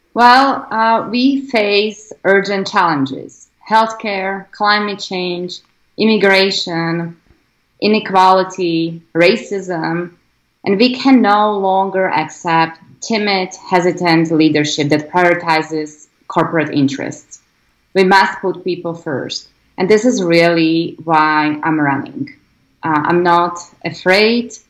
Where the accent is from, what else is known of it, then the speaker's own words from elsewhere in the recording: Slovakia; English is a second language; moved away as an adult; now in United States; I grew up in a, um, in Slovakia, former Eastern Bloc country.